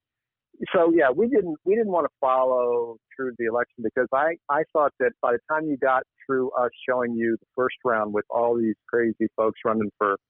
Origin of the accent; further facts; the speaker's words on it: Hampton, Virginia, United States; I grew up in Hampton, Virginia, Tidewater area